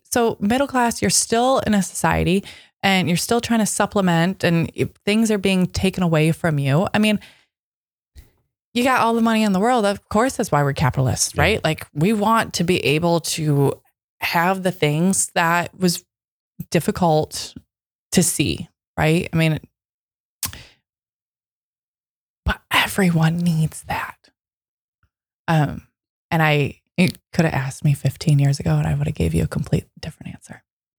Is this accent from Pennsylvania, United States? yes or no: no; Michigan, United States; And you know, I come from Michigan.